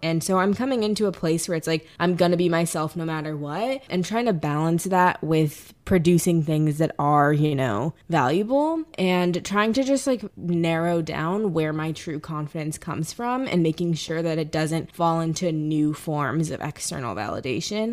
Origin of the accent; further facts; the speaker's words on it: St. Louis, Missouri, United States; now in New York, United States; I'm originally from St. Louis, Missouri, so Midwestern girl here